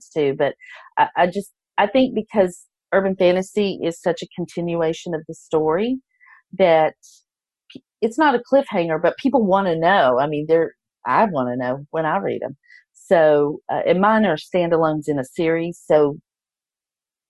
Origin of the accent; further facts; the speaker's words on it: Texas, United States; I'm from Texas